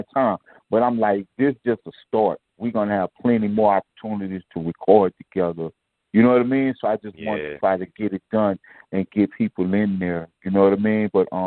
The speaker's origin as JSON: {"language": "English", "town": "New Orleans", "region": "Louisiana", "country": "United States", "tie": "born or raised there", "also_born_or_lived": "Houston, Texas", "moved": "yes", "said": "even though I was born in New Orleans, I was raised partially in Houston, too."}